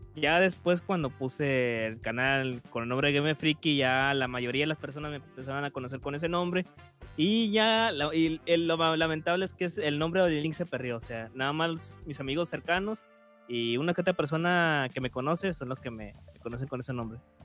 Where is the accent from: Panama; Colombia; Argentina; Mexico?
Mexico; northern Mexico; accent: norteño; soy del norte de México. Al norte de México hablamos más golpeado.